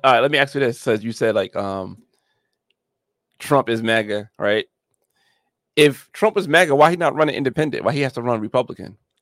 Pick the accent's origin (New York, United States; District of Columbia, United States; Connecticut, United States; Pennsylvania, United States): New York, United States; also born or lived in Atlanta, Georgia; now in Georgia, United States; I'm from New York originally